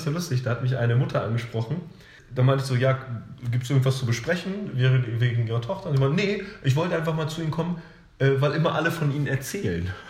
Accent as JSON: {"language": "German", "town": "Hanover", "region": "Lower Saxony", "country": "Germany", "said": "wir sind aus Hannover."}